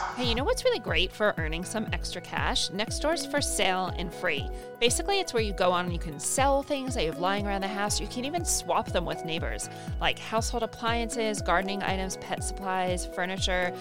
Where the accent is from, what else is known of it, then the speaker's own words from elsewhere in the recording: United States; I'm obviously American